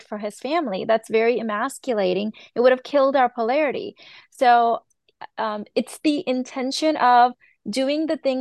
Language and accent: English; Chicago, Illinois, United States; I was born and raised in Chicago, grew up here idolizing the American culture.